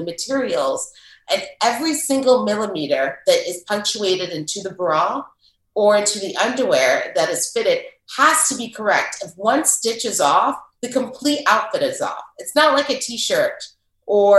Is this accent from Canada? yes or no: no; Paris, Île-de-France, France; moved away; also born or lived in Shanghai / Florence; I grew up in Paris and I got my bachelor's in fashion design